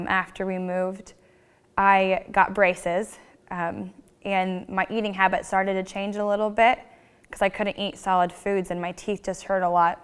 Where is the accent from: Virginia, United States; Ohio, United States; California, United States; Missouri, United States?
Missouri, United States; St. Joseph; also born or lived in Washington, Missouri; I grew up in St. Joseph, Missouri, near Kansas City